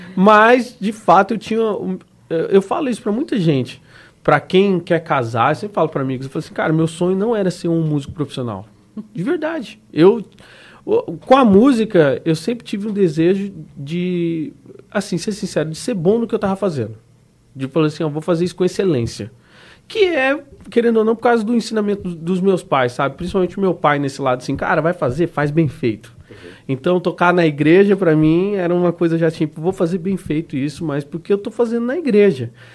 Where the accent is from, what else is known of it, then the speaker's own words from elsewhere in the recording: Dourados, Mato Grosso do Sul, Brazil; moved away as an adult; also born or lived in Três Lagoas / Curitiba; now in Florianópolis, Brazil; nasci em Três Lagoas, depois fomos para Dourados, aí morei lá 18 anos em Dourados